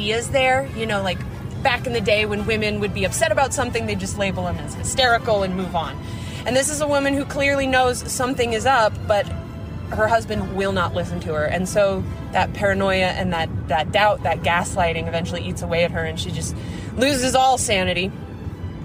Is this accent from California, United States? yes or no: no; Nebraska, United States; I grew up in Nebraska